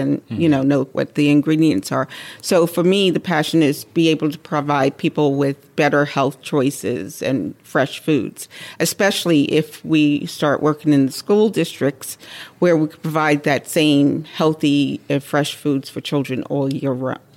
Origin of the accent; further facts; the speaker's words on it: Bermuda; moved away as an adult; also born or lived in New York City, United States; now in Syracuse, United States; I'm born in New York City, but I was raised in Bermuda.